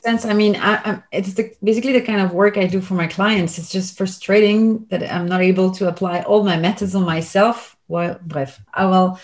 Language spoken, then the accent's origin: English; Belgium; I'm from Belgium